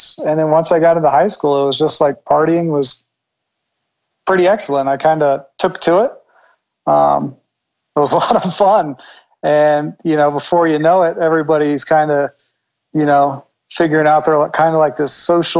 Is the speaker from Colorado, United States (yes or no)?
no; Northern Virginia, United States; born or raised there